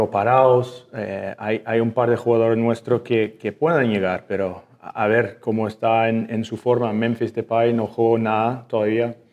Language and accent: Spanish; Canada; Spanish is a second language; soy canadiense, ¿no?